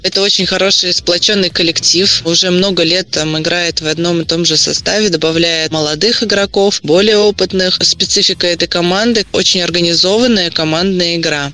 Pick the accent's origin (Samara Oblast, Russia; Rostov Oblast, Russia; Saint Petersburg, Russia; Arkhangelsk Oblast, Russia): Samara Oblast, Russia; Samara; Самара – это мой родной город